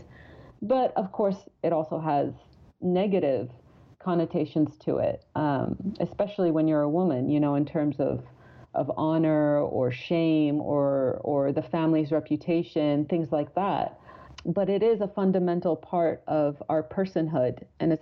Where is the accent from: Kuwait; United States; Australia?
Kuwait; moved away; I grew up in Kuwait and I went to, you know, government schools.